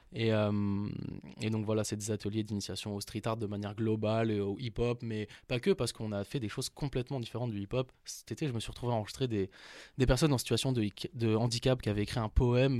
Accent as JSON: {"language": "French", "town": "Paris", "region": "Île-de-France", "country": "France", "said": "Je viens de Paris, à Porte de Saint-Ouen"}